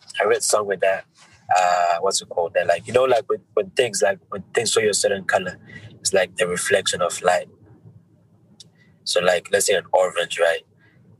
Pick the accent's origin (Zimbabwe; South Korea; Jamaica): Zimbabwe; now in United Kingdom; I grew up in Zim, I have like, you know, like Zimbabwean experiences